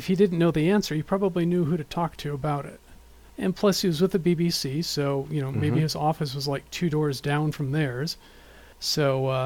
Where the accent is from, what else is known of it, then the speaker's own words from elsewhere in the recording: North Dakota, United States; my hometown, North Dakota